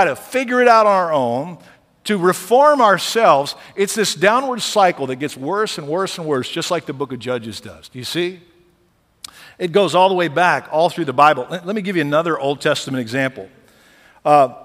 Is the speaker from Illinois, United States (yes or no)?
no; Lockhart, Texas, United States; I grew up in Lockhart, Texas, barbecue capital of the world